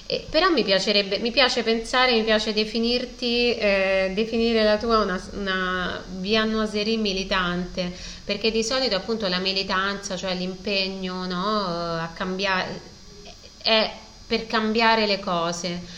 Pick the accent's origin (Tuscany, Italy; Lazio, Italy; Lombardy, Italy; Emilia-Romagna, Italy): Lazio, Italy; Rome; vabbè, sono romana, quando vedo un maritozzo con dei ripieni di questo tipo mi viene un po'